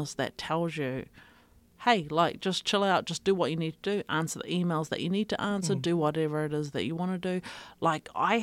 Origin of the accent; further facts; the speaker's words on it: Avarua, Cook Islands; majority of my life, we grew up in Rarotonga